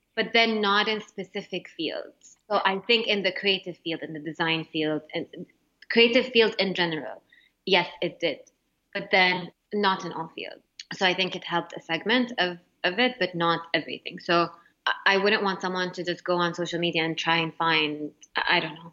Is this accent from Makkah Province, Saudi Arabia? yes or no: yes; Jeddah, Makkah Province, Saudi Arabia; moved away as an adult; also born or lived in Montreal, Canada / Mecca, Saudi Arabia; now in United States; in Saudi, my middle school, high school, and college